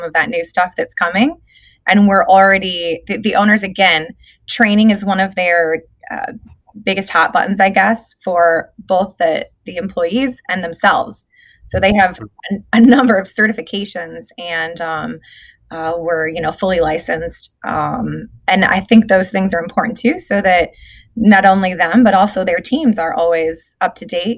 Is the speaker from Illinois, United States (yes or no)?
no; Michigan, United States; moved away as an adult; I'm from Michigan. You can probably hear the accent. But I was there for 23 years